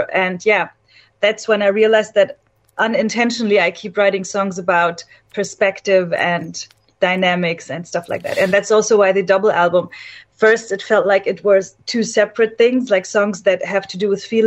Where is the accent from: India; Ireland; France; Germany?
Germany; I'm Egyptian originally, but I was born and raised in Germany